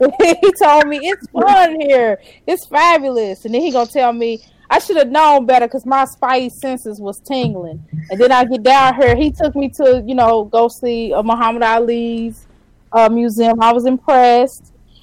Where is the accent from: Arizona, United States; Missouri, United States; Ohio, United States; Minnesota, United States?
Missouri, United States; St. Louis; moved away as an adult; now in Louisville, United States; St. Louis, Missouri.